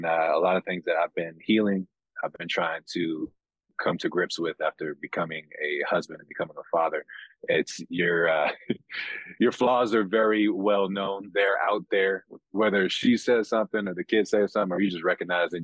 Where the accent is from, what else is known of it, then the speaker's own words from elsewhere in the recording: San Bernardino, California, United States; moved away as an adult; also born or lived in Fontana, California; now in Utah, United States; I was born and raised in California